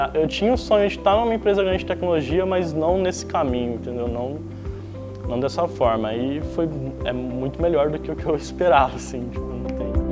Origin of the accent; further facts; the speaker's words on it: Osvaldo Cruz, São Paulo, Brazil; eu sou Oswaldo cruzense, nasci em Oswaldo Cruz